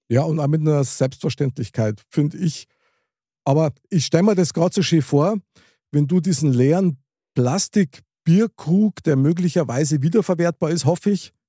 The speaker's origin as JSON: {"language": "German", "country": "Germany", "said": "als Deutscher"}